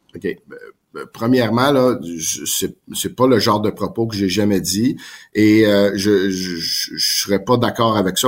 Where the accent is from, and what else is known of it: Quebec, Canada; born or raised there; French is a second language